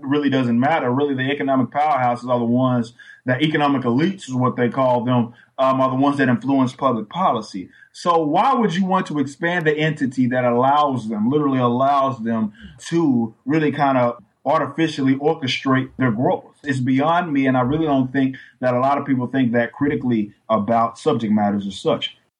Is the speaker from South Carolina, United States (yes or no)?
no; Texas, United States; I'm from Texas